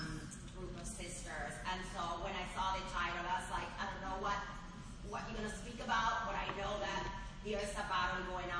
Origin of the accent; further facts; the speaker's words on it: Panama; now in Northern Virginia, United States; I'm originally from Panama, but I live in Northern Virginia.